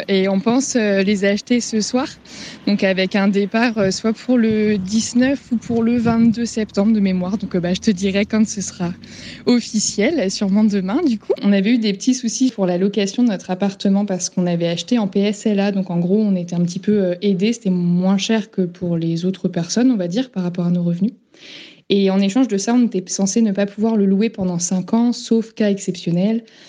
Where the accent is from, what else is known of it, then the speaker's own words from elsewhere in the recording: Brittany, France; moved away as an adult; now in Ecuador; je suis bretonne